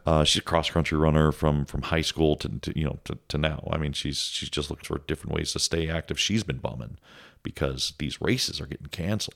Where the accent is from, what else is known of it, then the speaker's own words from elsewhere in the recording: Cleveland, Ohio, United States; moved away as an adult; now in Boise, United States; I'm from Cleveland